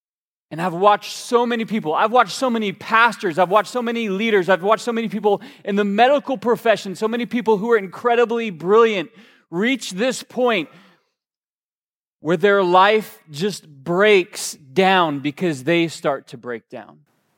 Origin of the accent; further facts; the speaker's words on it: Georgia, United States; in the good Southern Baptist preacher voice that I grew up around in Georgia, they like to end their statements with, so just kind of go with this.